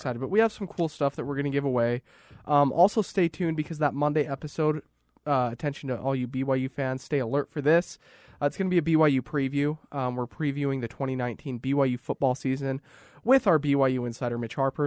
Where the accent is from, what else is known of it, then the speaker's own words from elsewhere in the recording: Raymond, Alberta, Canada; now in Utah, United States; I'm from Alberta, southern Alberta